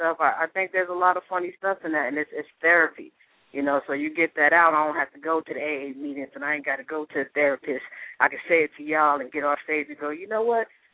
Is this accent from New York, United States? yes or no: yes; New York, United States; moved away; I'm from New York